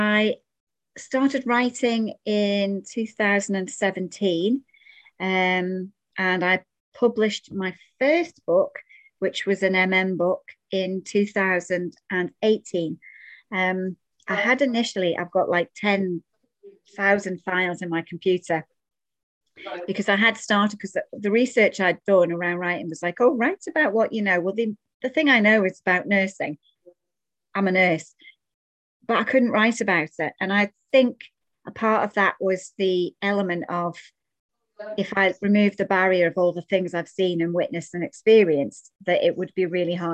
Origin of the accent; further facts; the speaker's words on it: Isle of Man; I am Manx. So for those of you that don't know what that means, it means that I was born in the Isle of Man.